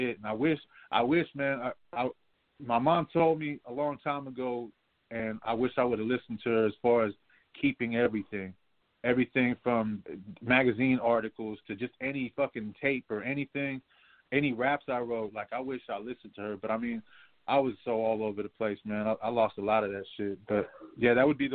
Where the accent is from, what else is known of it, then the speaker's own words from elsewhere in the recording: San Francisco, California, United States; I'm coming from Frisco